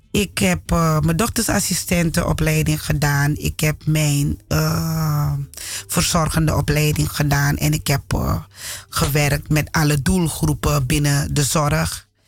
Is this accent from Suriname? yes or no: yes; Suriname; now in Netherlands; Omdat ik het als kind ook heb meegemaakt in Suriname.